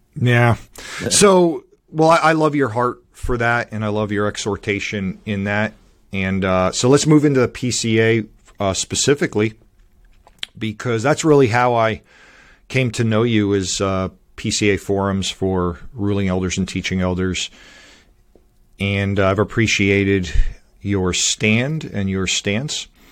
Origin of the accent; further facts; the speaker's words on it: Miami, Florida, United States; moved away as an adult; also born or lived in Northeast United States; now in North Carolina, United States; I grew up in Miami, Florida, I went to school in, in Hollywood, Florida